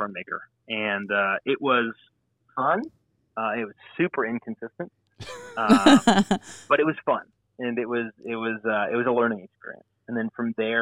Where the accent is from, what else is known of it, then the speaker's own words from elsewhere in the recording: Ottawa, Ontario, Canada; moved away; I'm from Canada originally. I was born and raised in the Ottawa area, capital of Canada